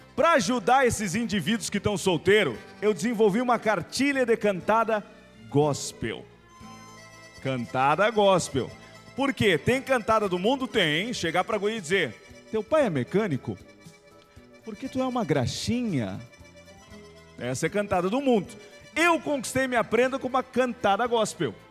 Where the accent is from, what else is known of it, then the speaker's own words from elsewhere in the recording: Rio Grande do Sul, Brazil; A gente acha que tudo no Rio Grande do Sul é melhor.